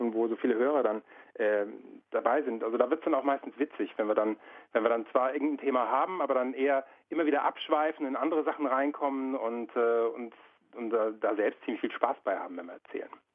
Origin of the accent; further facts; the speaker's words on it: Frankfurt, Hesse, Germany; wir kommen aus Frankfurt